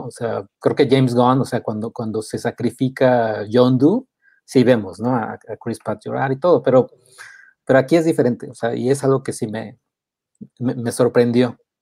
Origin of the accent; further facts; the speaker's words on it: Mexico; yo de México